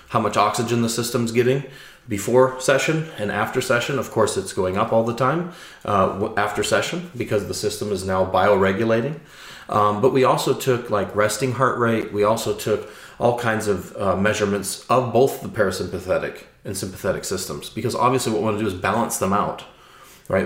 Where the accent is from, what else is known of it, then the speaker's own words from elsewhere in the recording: Chicago, Illinois, United States; moved away as an adult; now in Norway; I'm from Chicago. It's five million people. You know, it's it's very diverse. You know, I grew up in the diversity. I grew up going to the Art Institute of Chicago as a child